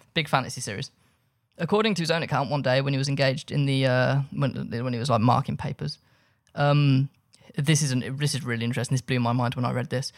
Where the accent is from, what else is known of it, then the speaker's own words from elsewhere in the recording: Birmingham, West Midlands, United Kingdom; I grew up in Birmingham.